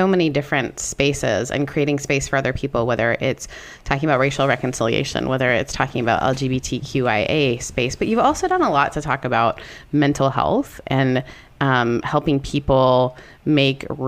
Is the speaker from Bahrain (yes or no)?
no; Canada; As a Canadian